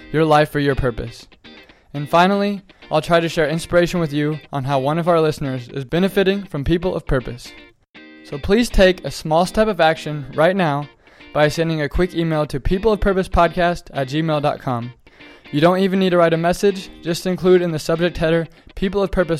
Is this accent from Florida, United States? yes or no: no; Topeka, Kansas, United States; my hometown of Topeka, Kansas